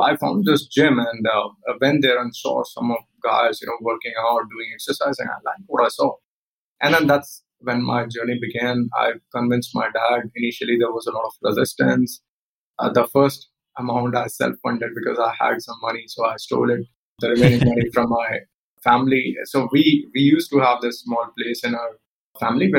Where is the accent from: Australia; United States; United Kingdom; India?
India; Polaha, Madhya Pradesh; moved away; also born or lived in Mandideep / Bangalore / Pune; I was born and brought up in a village called Polaha. It's a small, very small village in MP